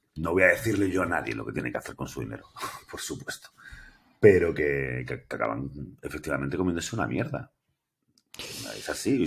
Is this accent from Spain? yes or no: yes; Granada, Andalusia, Spain; yo soy andaluz, soy granadino, eh, tengo 46 años